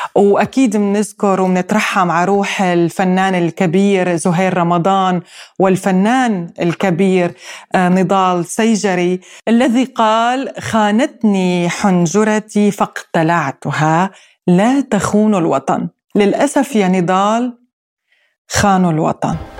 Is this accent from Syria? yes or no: yes; Syrian coast, Syria; accent: Syrian coastal village dialect; لهجتنا الساحلية الضيعجية